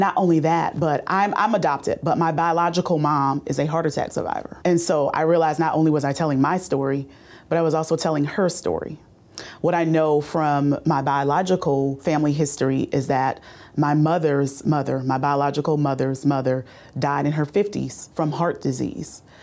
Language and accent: English; Bowman, South Carolina, United States; I grew up in Orangeburg County um, near a small town called Bowman, South Carolina.